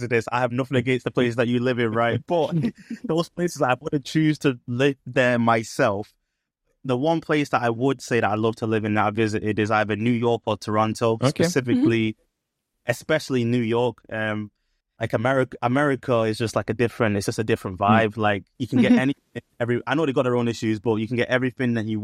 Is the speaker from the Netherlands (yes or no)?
no; Manchester, North West England, United Kingdom; I'm actually from Manchester. I've pretty much lived here my entire life. I've not lived anywhere else, so proper Mancunian born and bred.